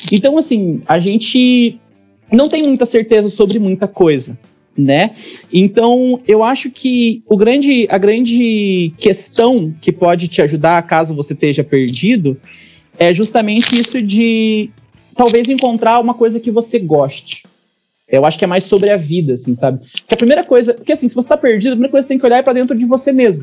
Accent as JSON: {"language": "Portuguese", "town": "Roncador", "region": "Paraná", "country": "Brazil", "tie": "born or raised there", "said": "eu nasci em Roncador, que é uma cidade minúscula do interior do Paraná, tem menos de 10 mil habitantes"}